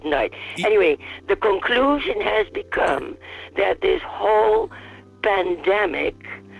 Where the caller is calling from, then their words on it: Fairbanks, Alaska, United States; I'm calling from Fairbanks.